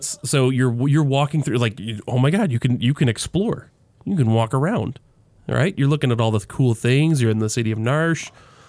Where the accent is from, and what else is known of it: United States